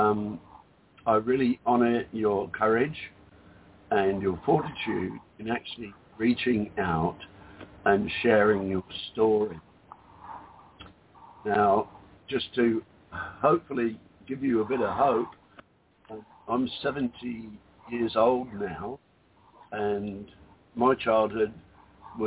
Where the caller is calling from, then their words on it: Whitsunday Islands, Queensland, Australia; I'm calling from the Whitsunday Islands in Australia